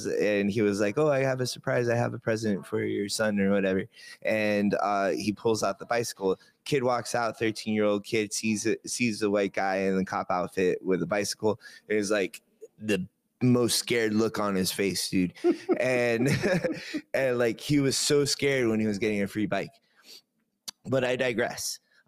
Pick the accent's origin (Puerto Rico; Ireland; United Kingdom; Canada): Canada; I'm from Canada too, man.